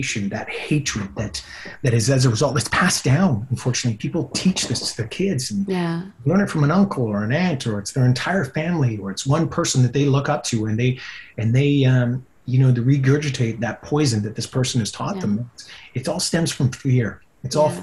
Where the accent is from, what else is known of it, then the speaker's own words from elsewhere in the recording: Whitehorse, Yukon, Canada; I grew up in the Yukon